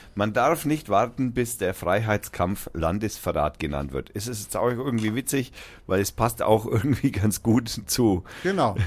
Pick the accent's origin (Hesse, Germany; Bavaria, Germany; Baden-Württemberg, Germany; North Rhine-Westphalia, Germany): Bavaria, Germany; Franconia; Ich bin aus Franken